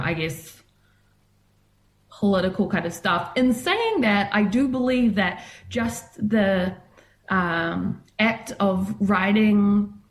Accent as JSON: {"language": "English", "town": "Christchurch", "region": "Canterbury", "country": "New Zealand", "tie": "born or raised there", "also_born_or_lived": "Port Waikato", "said": "I grew up in Christchurch"}